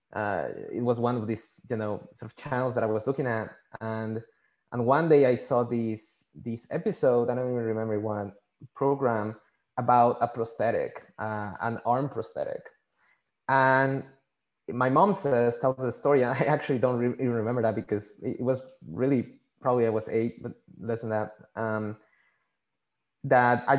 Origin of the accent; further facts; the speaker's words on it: Mexico City, Mexico; first language Spanish; English is a second language; moved away; I was born and raised in Mexico City. So my first language is Spanish.